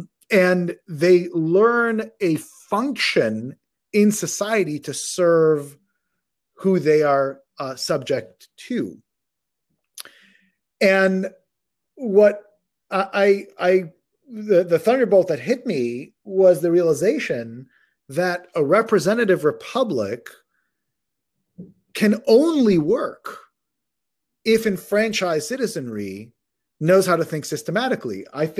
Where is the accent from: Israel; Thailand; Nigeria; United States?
Israel; born there; I was born in Israel. My parents learned or did their education in the Israeli educational system.